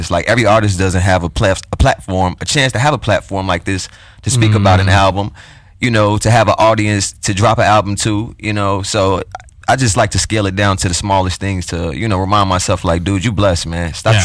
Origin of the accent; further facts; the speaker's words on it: Oak Park, Illinois, United States; technically I'm from Oak Park